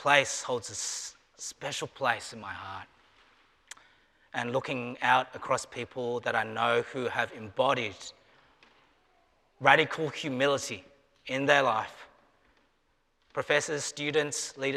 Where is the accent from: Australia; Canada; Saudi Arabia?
Australia; moved away as an adult; now in Wilmore, United States